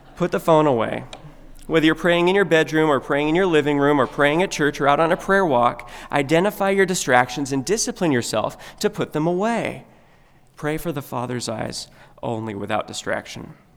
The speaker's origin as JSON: {"language": "English", "country": "United States"}